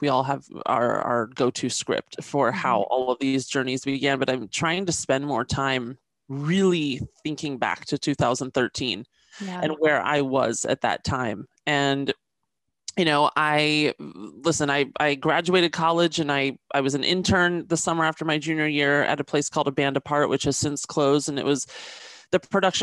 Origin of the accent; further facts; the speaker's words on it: Washington, District of Columbia, United States; moved away as an adult; now in Los Angeles, United States; I was raised in Washington, D.C.